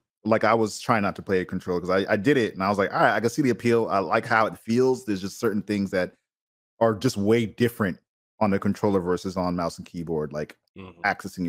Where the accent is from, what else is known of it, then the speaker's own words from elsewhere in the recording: Boston, Massachusetts, United States; now in California, United States; So I'm from Boston. I moved out to California for my wife's work.